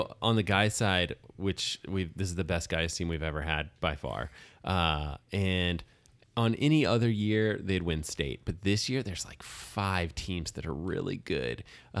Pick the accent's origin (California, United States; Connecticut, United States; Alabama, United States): Alabama, United States; moved away; the places where I grew up in Alabama